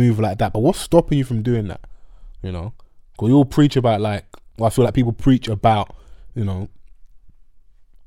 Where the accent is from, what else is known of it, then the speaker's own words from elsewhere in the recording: Nigeria; I'm Nigerian